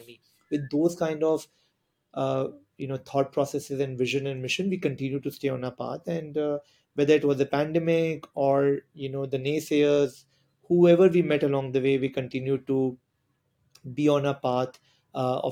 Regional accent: Mumbai, Maharashtra, India; I'm from Mumbai

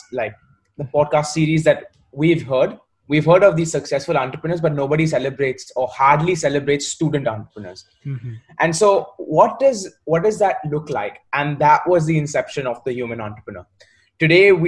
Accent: Mumbai, Maharashtra, India; moved away as an adult; also born or lived in Warwick, United Kingdom; now in United Kingdom; I'm from Mumbai.

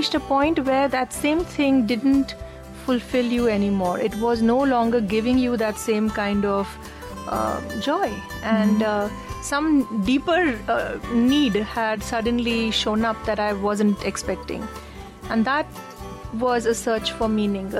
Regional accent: India; moved away; also born or lived in Hong Kong / London; I'm Indian, I was born in this country

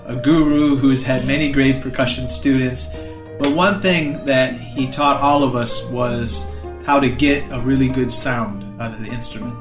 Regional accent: Michigan, United States; I'm from Michigan in the United States and I'm here in Chennai.

